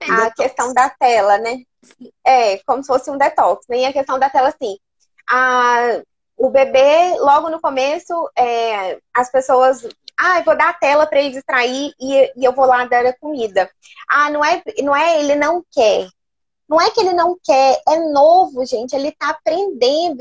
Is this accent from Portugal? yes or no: no; Porto Velho, Rondônia, Brazil; moved away as an adult; also born or lived in Belo Horizonte; now in Uberlândia, Brazil; eu sou de, de Porto Velho, sou de Rondônia.